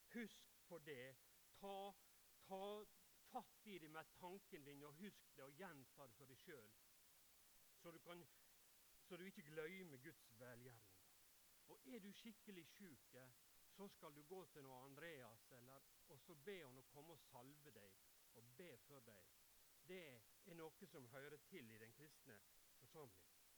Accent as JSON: {"language": "Norwegian", "town": "Ulsteinvik", "region": "Møre og Romsdal", "country": "Norway", "said": "Jeg er fra Ulsteinvik og bor"}